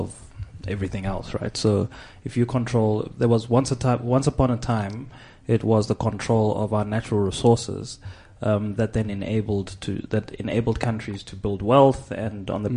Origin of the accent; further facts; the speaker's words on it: South Africa; as a South African